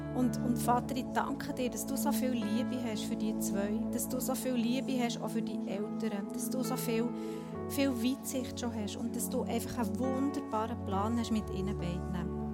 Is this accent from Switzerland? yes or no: yes; Switzerland; bei uns in der Schweiz